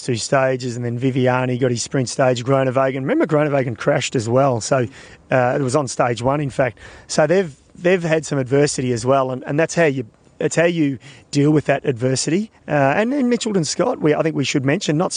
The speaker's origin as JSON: {"language": "English", "country": "Australia", "said": "being an Australian"}